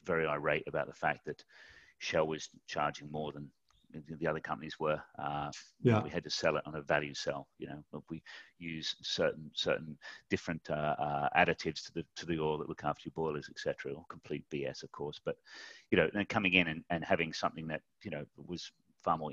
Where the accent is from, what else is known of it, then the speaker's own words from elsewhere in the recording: Mudgee, New South Wales, Australia; moved away as an adult; also born or lived in Tunbridge Wells; I left Mudgee, went to a place called Tunbridge Wells